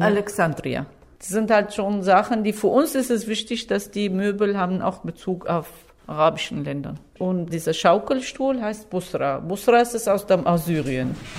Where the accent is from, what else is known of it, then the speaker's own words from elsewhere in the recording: Syria; German is a second language; moved away as an adult; also born or lived in Damascus; now in Germany; Wir sind äh, aus Syrien gekommen und haben unsere Firma mitgebracht